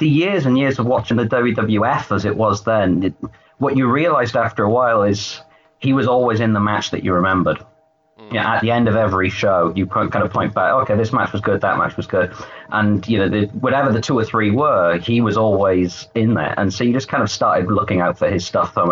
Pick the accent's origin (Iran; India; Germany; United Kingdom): United Kingdom